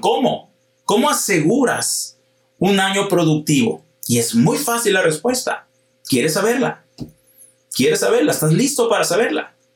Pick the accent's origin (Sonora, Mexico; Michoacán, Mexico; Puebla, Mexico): Sonora, Mexico; Hermosillo; yo soy de Hermosillo, Sonora